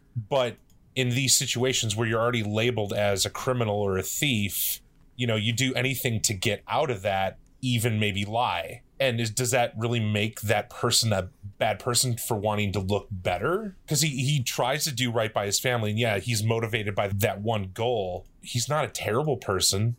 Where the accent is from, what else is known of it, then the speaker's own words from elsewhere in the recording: Midwest, United States; I am growing up in the Midwest